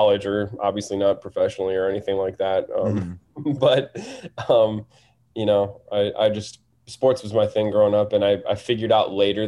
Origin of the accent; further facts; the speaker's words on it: Madison, Wisconsin, United States; moved away as an adult; now in Los Angeles, United States; I'm from Madison, Wisconsin